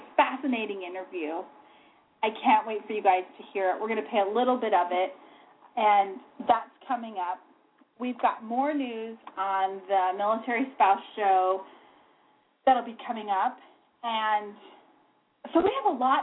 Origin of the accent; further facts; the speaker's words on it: New Mexico, United States; moved away; I'm from New Mexico